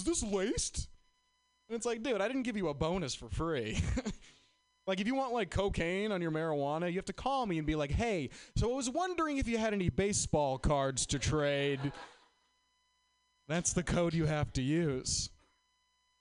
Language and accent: English; Boston, Massachusetts, United States; moved away; I'm from Boston